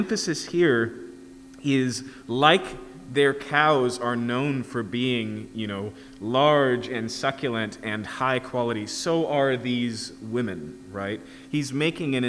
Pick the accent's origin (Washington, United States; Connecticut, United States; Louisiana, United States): Washington, United States; Yakima; where I grew up in Yakima, we had Scenic Hill